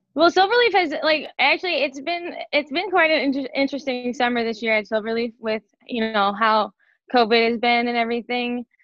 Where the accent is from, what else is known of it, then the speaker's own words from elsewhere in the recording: Chicago, Illinois, United States; moved away; I'm from Chicago, so I'm used to the humidity